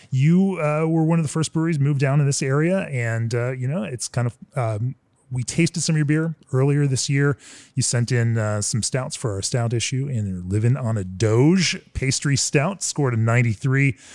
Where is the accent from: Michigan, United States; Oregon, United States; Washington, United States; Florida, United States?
Florida, United States; Orlando; moved away; I am in my hometown, the town of my birth, Orlando, Florida.